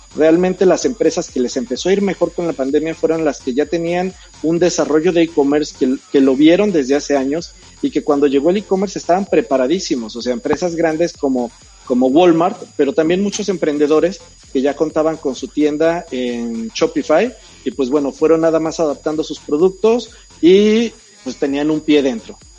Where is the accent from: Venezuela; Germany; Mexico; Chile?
Mexico